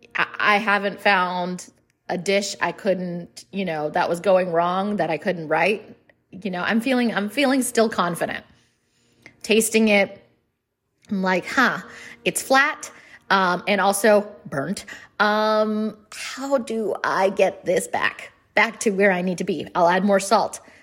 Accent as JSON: {"language": "English", "country": "India", "said": "I'm Indian."}